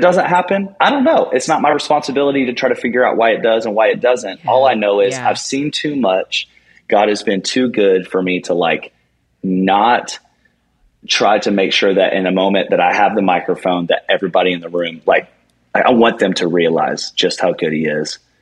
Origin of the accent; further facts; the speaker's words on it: Charleston, United States; that's my hometown